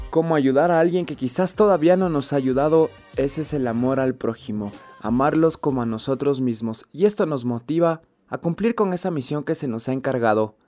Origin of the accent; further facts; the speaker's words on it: Ecuador; todos somos ecuatorianos